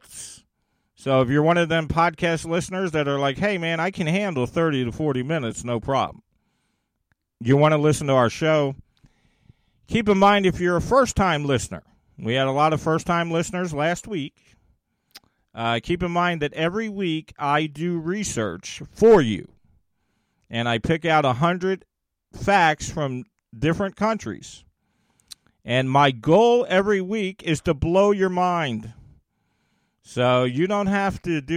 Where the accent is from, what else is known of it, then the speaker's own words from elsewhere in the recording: United States; my home country of the USA